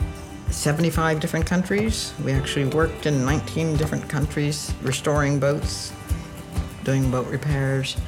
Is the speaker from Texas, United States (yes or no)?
no; just north of Los Angeles in the desert, California, United States; also born or lived in Detroit, Michigan; grew up in California, just north of Los Angeles in the desert